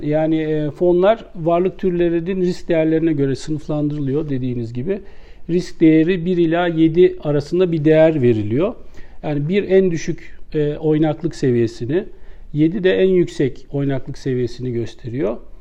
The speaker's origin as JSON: {"language": "Turkish", "region": "Istanbul", "country": "Turkey", "tie": "born or raised there", "said": "ben 1969 İstanbul doğumluyum"}